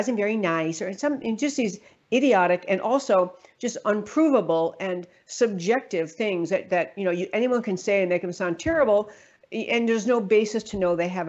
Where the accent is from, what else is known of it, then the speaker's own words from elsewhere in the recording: New York, United States; moved away; I grew up in New York